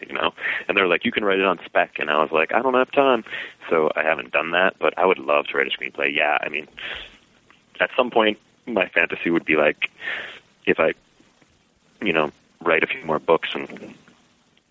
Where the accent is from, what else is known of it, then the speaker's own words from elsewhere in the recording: Pelham, New York, United States; I'm from Westchester County, a town called Pelham